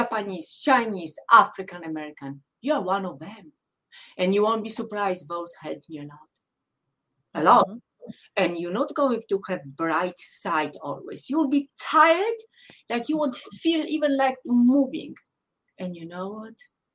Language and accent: English; Poland; English is a second language; moved away as an adult; growing up in Poland, I was selected very young in my life to be so-called athlete nerd